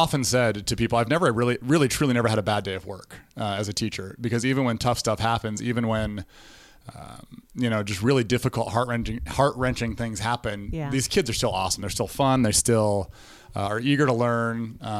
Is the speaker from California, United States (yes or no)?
no; Denver, Colorado, United States; moved away as an adult; now in Omaha, United States; I was born and raised in Denver, outside of Denver, and moved here in 2011 to Omaha to be the assistant volleyball coach at College of St. Mary.